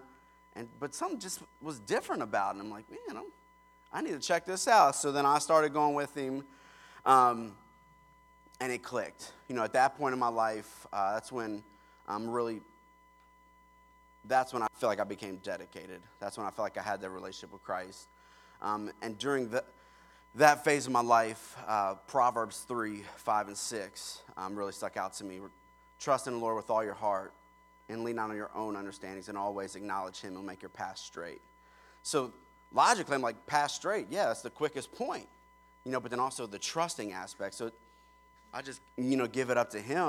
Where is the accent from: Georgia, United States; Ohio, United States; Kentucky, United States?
Kentucky, United States; also born or lived in Pennsylvania; we moved to Kentucky, where my mom's side of the family's from